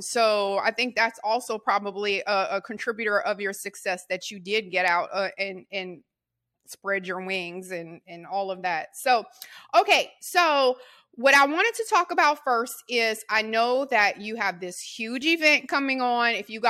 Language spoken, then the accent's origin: English; Houma, Louisiana, United States; moved away as an adult; I'm from southern Louisiana. So I'm from Houma.